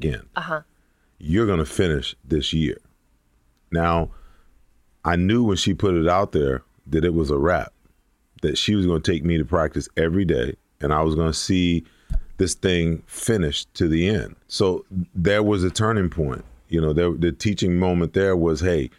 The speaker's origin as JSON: {"language": "English", "region": "New York", "country": "United States", "tie": "born or raised there", "said": "growing up where I grew up in New York, football wasn't really a big sport. New York at that time was a huge basketball, you know, state"}